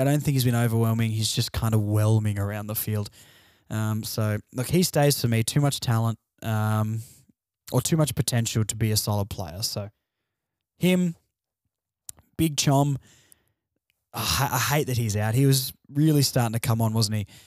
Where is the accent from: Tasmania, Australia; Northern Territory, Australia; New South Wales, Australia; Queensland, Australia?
Tasmania, Australia; moved away as an adult; also born or lived in Launceston; now in Victoria, Australia; I'm, I'm Tasmanian. I grew up in Tasmania